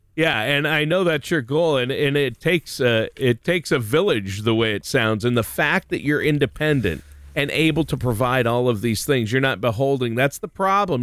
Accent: Minnesota, United States; moved away; also born or lived in Ohio; here in Ohio, back in my home state of Minnesota

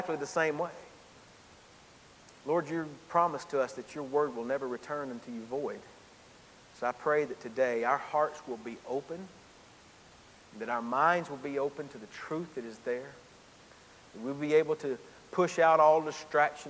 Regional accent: Gainesville, Georgia, United States; moved back to my hometown in Gainesville, Georgia

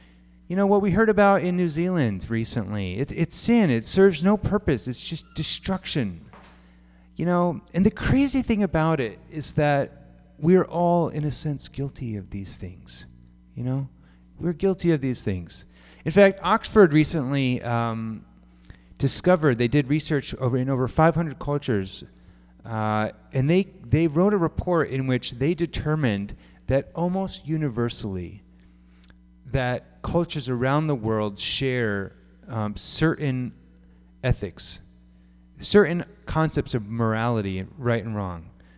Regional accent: Japan; Some of you know that I grew up in Japan. It's one of the unique things about me.

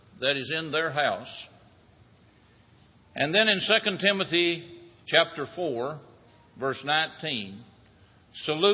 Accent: United States; When I was growing up in Jackson County

